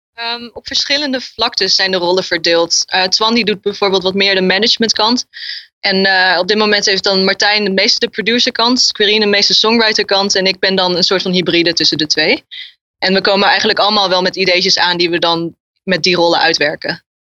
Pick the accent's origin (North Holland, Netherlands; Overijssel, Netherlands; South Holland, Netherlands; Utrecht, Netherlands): Overijssel, Netherlands; Kampen; also born or lived in Zwolle; Ja, ik kom uit Zwolle en ben dan opgegroeid in Kampen. Dus wel gewoon Overijssel